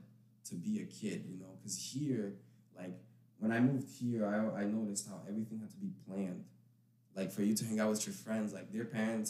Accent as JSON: {"language": "English", "town": "Ipatinga", "region": "Minas Gerais", "country": "Brazil", "tie": "born or raised there", "moved": "yes", "lives_now": "United States", "said": "I lived there my whole life. I live so I was born in Ipatinga"}